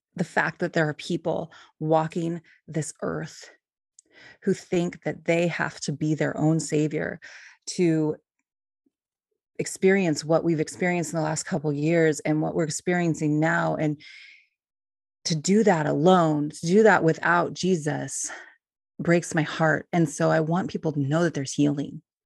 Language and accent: English; California, United States; moved away as an adult; also born or lived in Ohio; now in Oregon, United States; I grew up in California